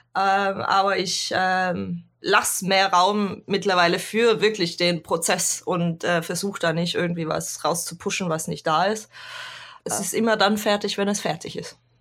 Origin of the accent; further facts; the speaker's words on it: Swabia, Baden-Württemberg, Germany; also born or lived in Cologne / Ruhr area; now in Norway; ursprünglich komme ich aus dem Süden Deutschlands, aus dem wunderschönen Schwabenland